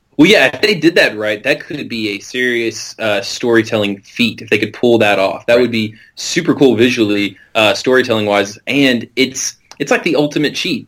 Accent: Middle Tennessee, United States; I was born in Tennessee, I'm going to live in Tennessee, and I'm going to die in Tennessee

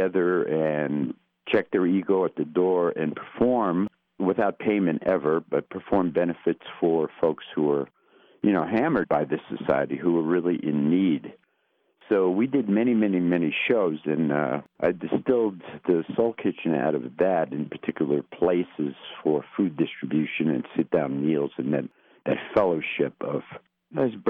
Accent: Hazleton, Pennsylvania, United States; moved away as an adult; also born or lived in Los Angeles, California / Baltimore, Maryland; I was born in Hazleton, born and raised here, and lived here for the first 22 years of my life

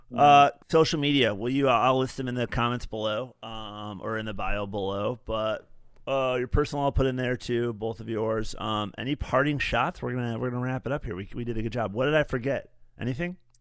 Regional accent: West Michigan, United States; moved away; When I was a young man growing up in West Michigan

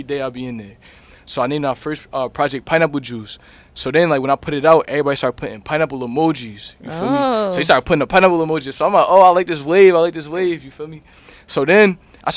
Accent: New Jersey, United States; I'm from Jersey. You know what I mean? That's my home

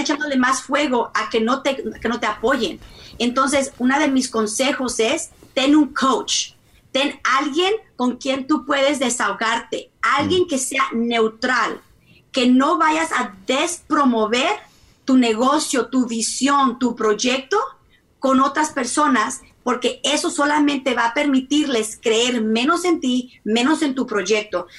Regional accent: Mexico; yo soy mexicana, mexicana, mexicana

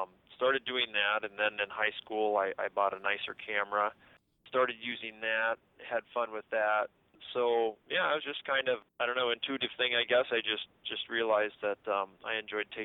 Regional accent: Park Rapids, Minnesota, United States; also born or lived in Nevis, Minnesota; now in Thief River Falls, United States; I grew up in the Park Rapids area and actually went to school in Nevis, a little town down that way

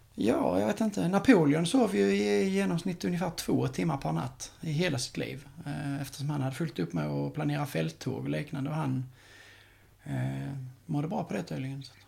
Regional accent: Skåne, Sweden; jag är från Skåne

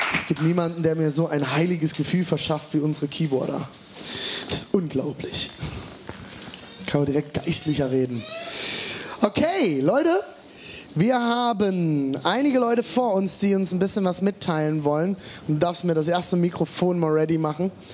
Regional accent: Germany; bei uns in Deutschland

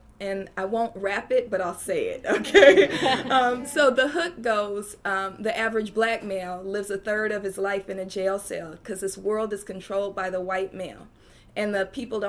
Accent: Oakland, California, United States; I'm from Oakland, California, and I'm from East Oakland

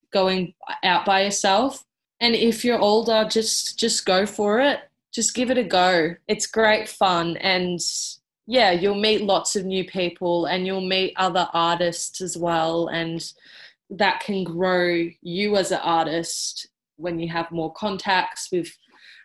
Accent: Melbourne, Victoria, Australia; I am from Melbourne, well, South Melbourne, down on the peninsula

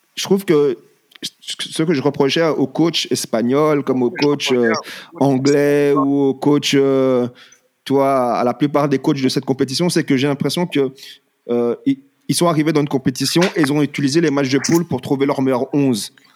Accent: France; En tant que Français

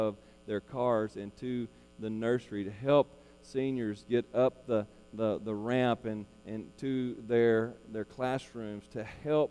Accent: Arkansas, United States; also born or lived in Perryville, Arkansas; we're from Arkansas, so we love Arkansas

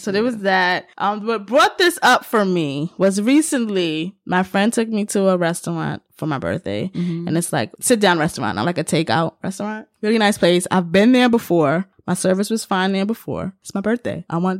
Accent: New York, United States; in my whole life, living in New York and being a New Yorker and engaging with your lovely cuisine

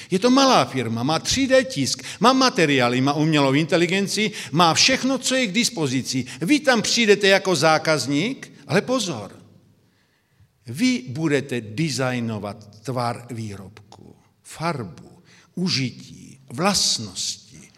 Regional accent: Brno, South Moravian Region, Czechia; now in Slovakia; Já jsem z Brna, by to bylo zřejmé, tedy jsem Moravák narozením, pak žijí na Slovensku, jsou Slovák

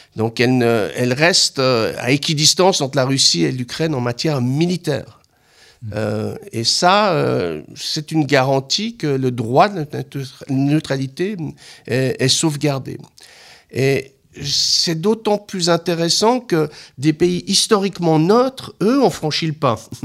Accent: Switzerland; en tant que Suisse

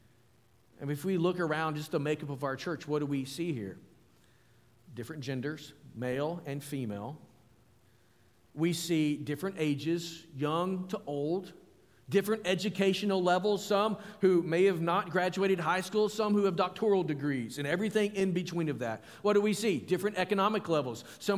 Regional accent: Arkansas, United States; also born or lived in Alabama; now in Powhatan, United States; I'm from Arkansas

